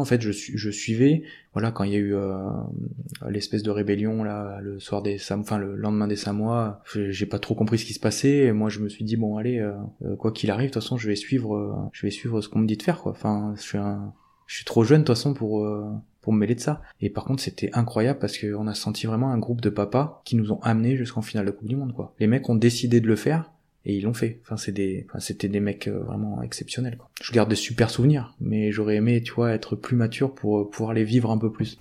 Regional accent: Isle, Nouvelle-Aquitaine, France; also born or lived in Montauban; j'ai grandi, j'ai grandi à Île-sur-Vienne

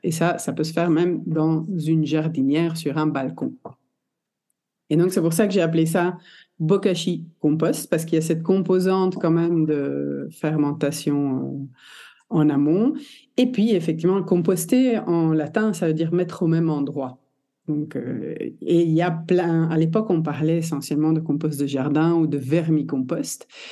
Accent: Belgium; also born or lived in Italy (ancestry); je suis italienne de... génétiquement, on va dire. Née en Belgique

